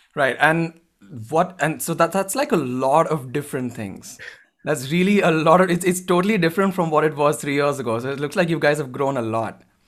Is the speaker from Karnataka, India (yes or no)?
yes; Bangalore, Karnataka, India; based in Bangalore in India, my hometown